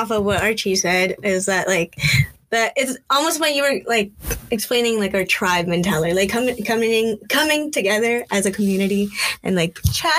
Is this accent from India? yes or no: no; Philippines; now in Canada; this is a power that I'm claiming as a Filipino AX existing in existing in this space in Canada. Like you said, we are one of the largest diasporas.